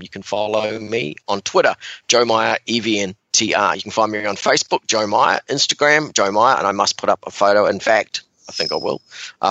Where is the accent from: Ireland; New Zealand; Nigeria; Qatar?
New Zealand; we grew up in New Zealand